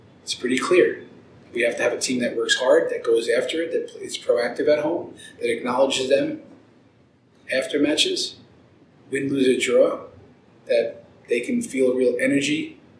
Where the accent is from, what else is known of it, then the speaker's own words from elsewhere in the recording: New York City, New York, United States; now in Denver, United States; I was born in the Bronx